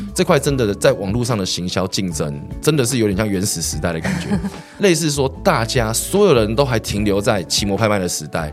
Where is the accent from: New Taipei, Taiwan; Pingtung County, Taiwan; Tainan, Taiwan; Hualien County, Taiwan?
New Taipei, Taiwan; Xindian; 因为我从小都在新店长大，是。在新店长大